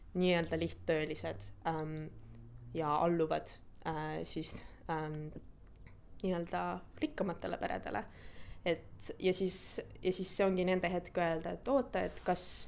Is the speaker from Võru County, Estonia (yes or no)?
no; Tartu, Tartu County, Estonia; moved away as an adult; also born or lived in Tallinn; now in London, United Kingdom; ma pean oma kodulinnaks Tartut, kuigi see ei ole küll koht, kus ma sündisin, et ma sündisin tegelikult Tallinnas